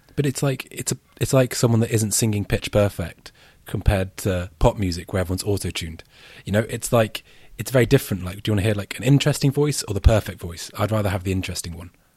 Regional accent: United Kingdom; as a Brit

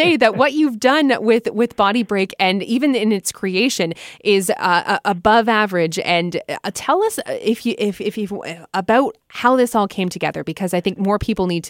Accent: Ontario, Canada; up here in Canada, both when I was much younger, living in Montreal, and also here in Ontario as I grew up through the rest of my childhood and teens

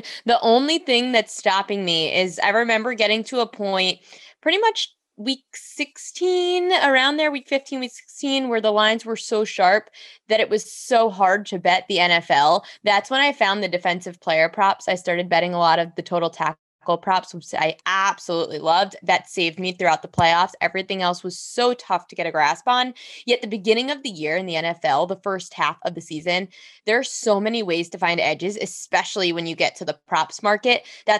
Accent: New York, United States; Nothing better than being on New York, New York as a New Yorker.

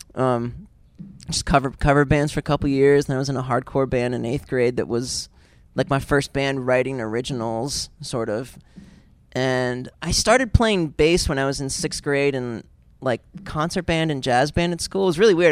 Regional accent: Pennsylvania, United States; I grew up in Pennsylvania, but like you know, just an hour or so west of Cleveland.

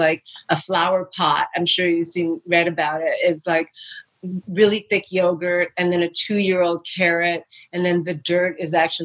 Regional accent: New York City, New York, United States; I grew up in New York City

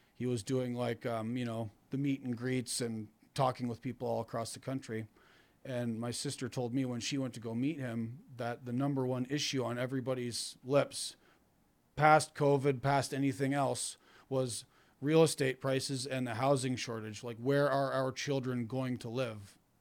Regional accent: Canada; moved away as an adult; now in upstate New York, United States; I'm Canadian

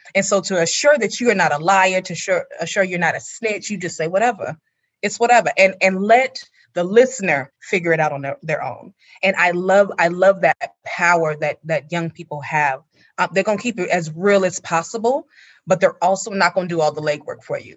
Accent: California, United States; my own childhood memories growing up in California

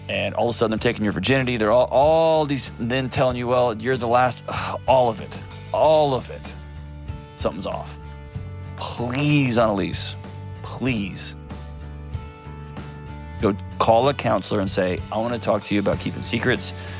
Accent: Texas, United States; I was born and raised in Texas

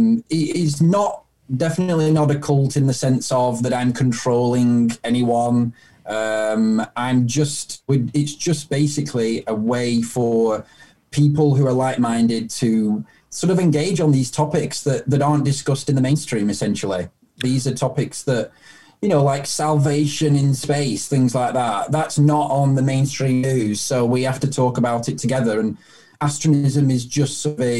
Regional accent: United Kingdom; I'm British

